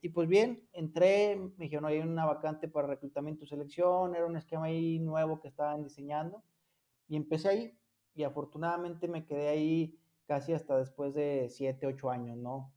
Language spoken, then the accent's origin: Spanish; Fresnillo, Zacatecas, Mexico; moved away; Yo soy originario de Fresnillo, Zacatecas